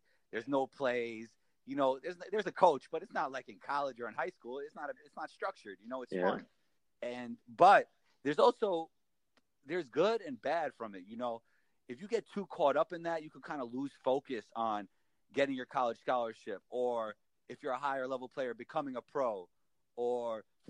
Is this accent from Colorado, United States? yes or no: no; New York City, New York, United States; That's why growing up in New York City as a basketball player is so awesome.